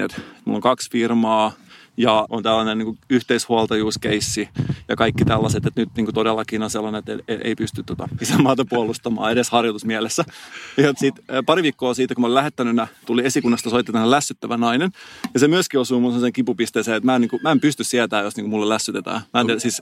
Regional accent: Salo, Southwest Finland, Finland; moved away; mä oon käynyt just Salossa, mistä mä oon kotosin

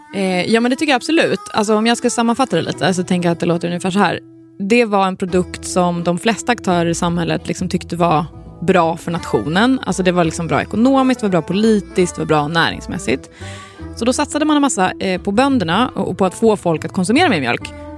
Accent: Svealand, Sweden; vi är uppvuxna då i Svealand, underbara Svealand

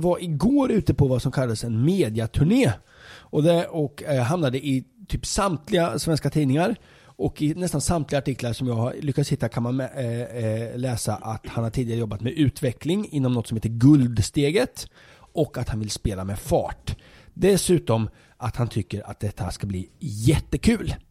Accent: Linköping, Östergötland, Sweden; i Linköping, där jag kommer ifrån

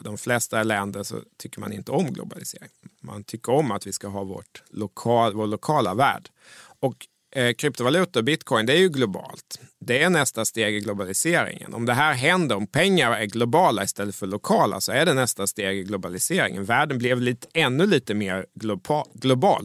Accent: Mjölby, Östergötland, Sweden; När jag växte upp i Mjölby

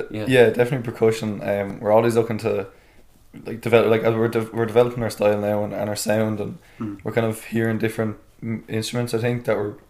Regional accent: Cullenstown, Leinster, Ireland; Yeah, so I'm down from Cullenstown, near Banno. Okay, well, yeah, we've always been from Cullenstown, like the Browns and O'Grady's, like, so that's where I grew up, and that's the hometown, kind of.

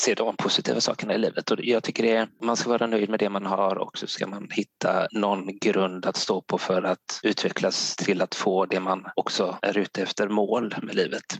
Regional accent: Gothenburg, Västra Götaland, Sweden; now in Blekinge, Sweden; eftersom jag är från Göteborg

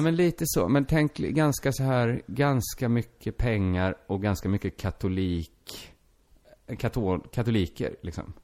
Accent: Sweden; first language Swedish; du och jag, vi är födda i Sverige

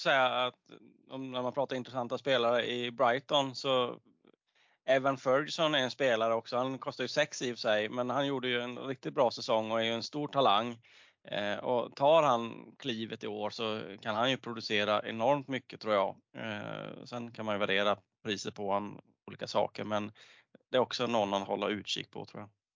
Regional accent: Småland, Sweden; accent: Småländska

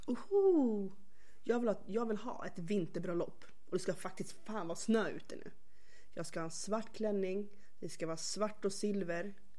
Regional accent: Stockholm, Stockholm County, Sweden; jag är uppväxt faktiskt på Röda linjen i Stockholm, i själva Skärholmen

